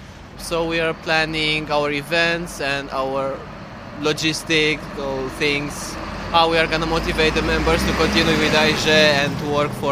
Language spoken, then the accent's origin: English; Bucharest, Romania; I'm going back to Bucharest, to Romania, my hometown.